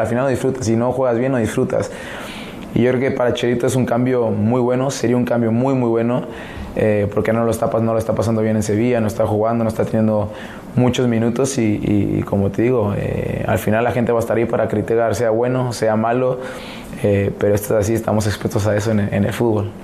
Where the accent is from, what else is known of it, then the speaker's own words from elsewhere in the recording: Mexico; now in United States; Siendo mexicano